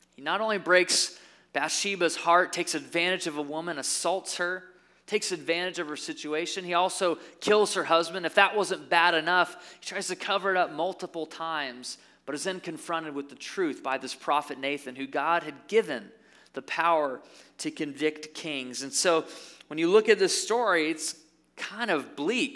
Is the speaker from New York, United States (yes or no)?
no; Caledonia, Michigan, United States; also born or lived in Byron Center, Michigan; I grew up in Caledonia. Now I live in Byron Center